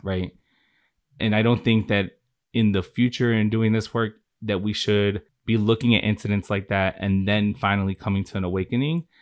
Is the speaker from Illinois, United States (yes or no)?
yes; Chicago, Illinois, United States; I'm originally from Chicago, born and raised.